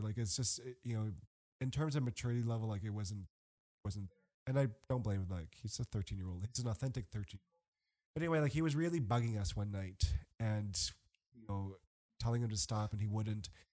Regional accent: Canada; moved away; I'm Canadian

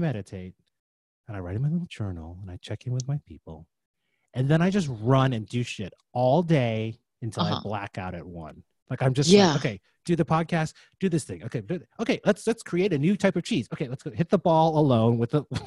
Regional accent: Illinois, United States; now in Jersey City, United States; Illinois, in the house I grew up in Illinois.

